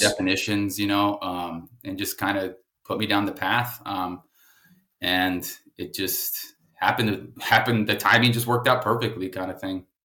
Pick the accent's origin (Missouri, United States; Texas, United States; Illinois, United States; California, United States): Texas, United States; San Antonio; San Antonio, Texas, man. I'm uh, about 15 minutes from where I am now. Um, oh, shit. Born and raised